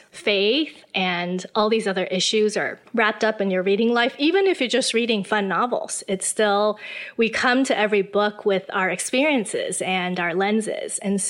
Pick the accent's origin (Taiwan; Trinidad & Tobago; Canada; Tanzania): Taiwan; also born or lived in Illinois; Well, I was born and raised in Taiwan. I spent most of my life here. But I did go to America for college.